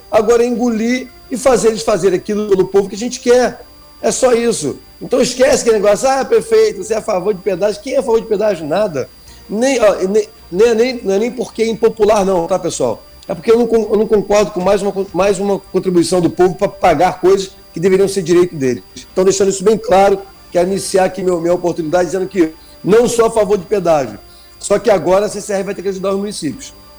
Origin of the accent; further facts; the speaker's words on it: Moçoaba, Rio de Janeiro, Brazil; eu sou da Moçoaba